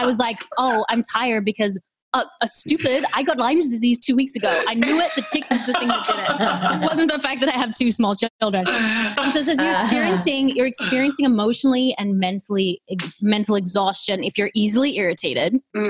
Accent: Australia; now in United States; I'm Australian.

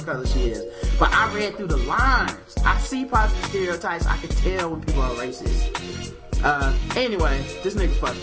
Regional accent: the South, United States; accent: southern; my southern accent

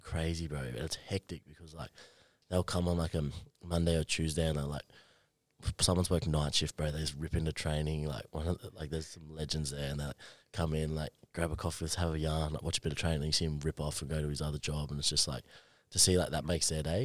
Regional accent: Queensland, Australia; also born or lived in Brisbane; now in Gold Coast, Australia; I'm a Queenslander

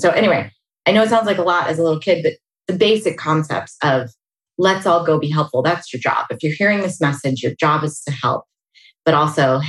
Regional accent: Pittsburgh, Pennsylvania, United States; moved away as an adult; now in California, United States; I grew up outside of Pittsburgh, Pennsylvania

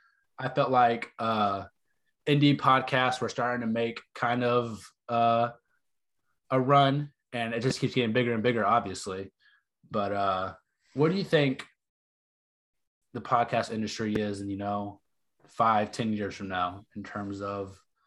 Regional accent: Texas, United States; also born or lived in North Carolina; I'm from the South too. I mean, I'm from Texas and North Carolina.

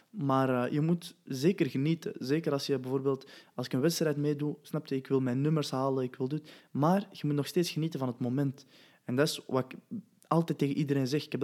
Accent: Belgium; Wauw, man, ik kom van België.

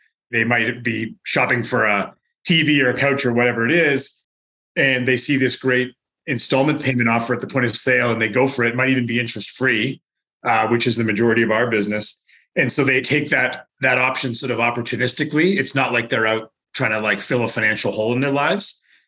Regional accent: Victoria, British Columbia, Canada; also born or lived in United States / United Kingdom; No, I'm from Victoria originally.

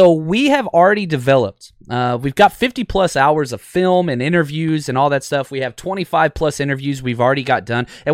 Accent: Dallas, Texas, United States; growing up in Dallas and living there most of my life

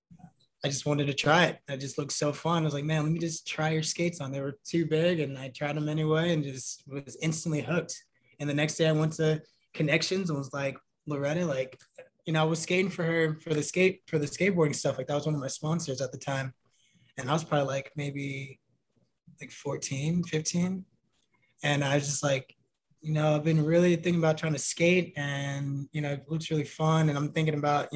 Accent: Round Rock, Texas, United States; growing up in Round Rock, like outside of Austin

